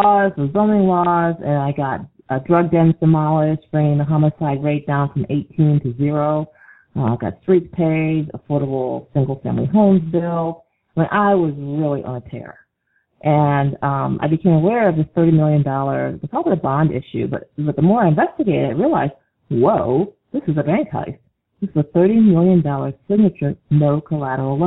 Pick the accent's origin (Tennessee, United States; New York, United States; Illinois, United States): New York, United States; Syracuse; I moved back to Syracuse, which is my hometown